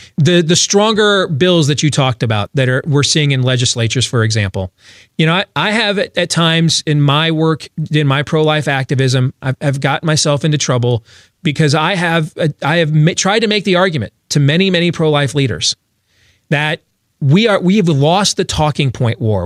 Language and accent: English; Grand Rapids, Michigan, United States; moved away; also born or lived in Kent County, Michigan / Ottawa County, Michigan; the district where I grew up in Grand Rapids, Michigan, so I know that area well